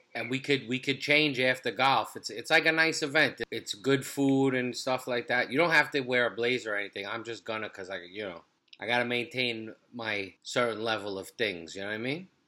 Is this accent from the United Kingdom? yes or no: no; New York City, New York, United States; the block we grew up in Brooklyn